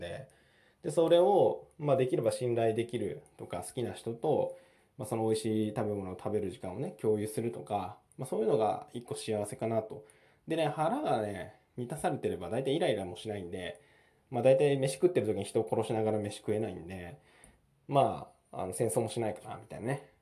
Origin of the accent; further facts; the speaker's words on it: Japan; 僕日本に生まれたんで